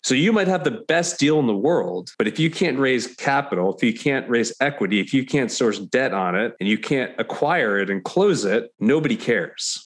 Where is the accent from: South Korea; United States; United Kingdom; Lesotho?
United States; New York; moved away as an adult; also born or lived in Connecticut; now in Nashville, United States; I'm a New Yorker originally